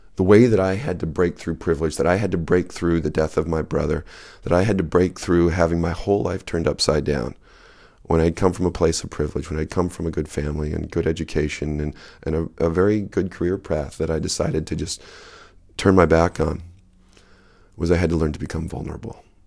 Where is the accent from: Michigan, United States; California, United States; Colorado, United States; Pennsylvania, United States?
Michigan, United States; West; moved away as an adult; also born or lived in Napa Valley / Japan / Grand Rapids; I grew up in West Michigan